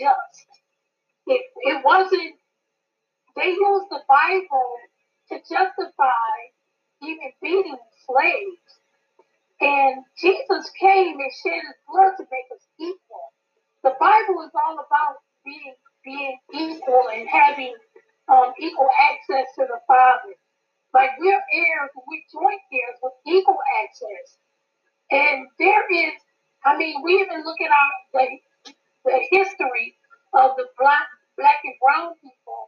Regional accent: Michigan, United States; I'm from Michigan.

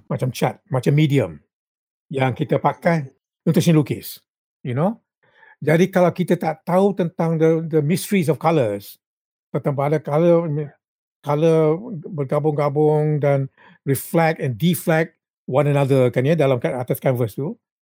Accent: Rembau, Negeri Sembilan, Malaysia; kampung saya di Rembau

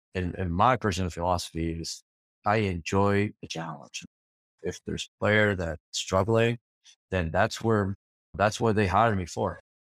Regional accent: Argentina; I'm from Argentina.

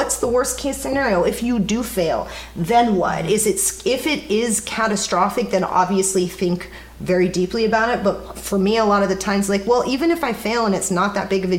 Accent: Kansas City, United States; I grew up in Kansas City

